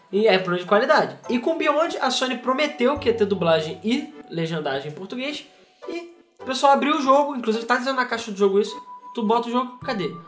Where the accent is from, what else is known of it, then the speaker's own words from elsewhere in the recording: Rio de Janeiro, Brazil; a gente é do Rio